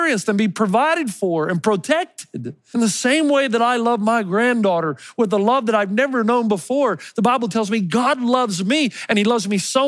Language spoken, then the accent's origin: English; Elizabethton, Tennessee, United States; that Christmas tree that I grew up with in Elizabeth in Tennessee